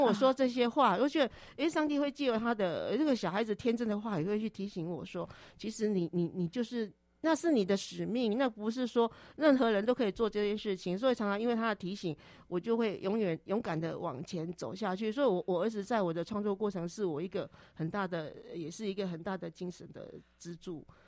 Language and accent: Chinese; Minxiong, Chiayi County, Taiwan; now in Taipei, Taiwan; 我是嘉义民雄牛斗山这边的人